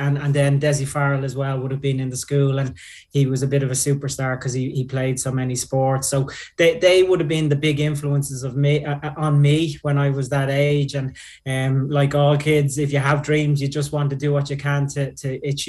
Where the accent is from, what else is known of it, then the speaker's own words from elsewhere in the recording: Dublin, Leinster, Ireland; I grew up in Finglas